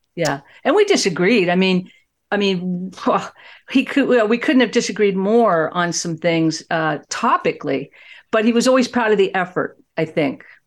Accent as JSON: {"language": "English", "town": "Fort Worth", "region": "Texas", "country": "United States", "tie": "born or raised there", "said": "my hometown of Fort Worth, Texas"}